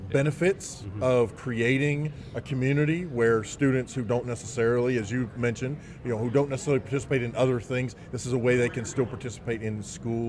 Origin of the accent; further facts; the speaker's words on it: Arkansas, United States; we're from Arkansas